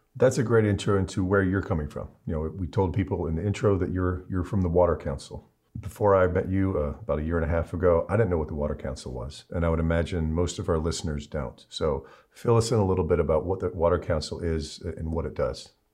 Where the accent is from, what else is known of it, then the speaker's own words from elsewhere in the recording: Cleveland, Ohio, United States; I'm a Clevelander